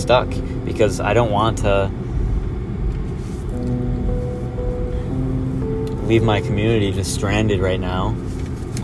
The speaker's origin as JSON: {"language": "English", "town": "Midland", "region": "Michigan", "country": "United States", "tie": "born or raised there", "said": "my hometown"}